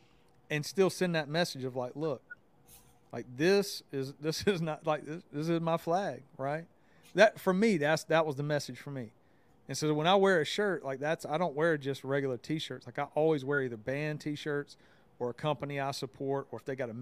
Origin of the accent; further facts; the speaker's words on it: the South, United States; I grew up in the South. I don't know if everybody knew that, but just hearing my accent, like I grew up in the South